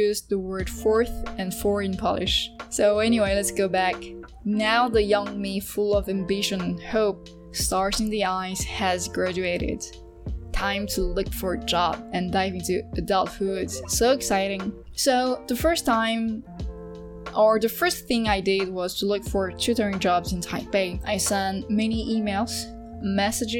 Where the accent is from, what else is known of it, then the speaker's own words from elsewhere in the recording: Côte d’Ivoire; accent: Ivorian; first language French; English is a second language; moved away; I do have an accent in all languages, even in French, because I'm from Côte d'Ivoire, and I have an accent from there